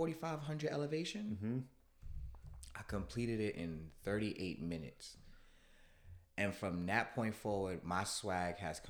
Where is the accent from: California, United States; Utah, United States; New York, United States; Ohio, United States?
New York, United States; I've always been that growing up in New York. I like logos.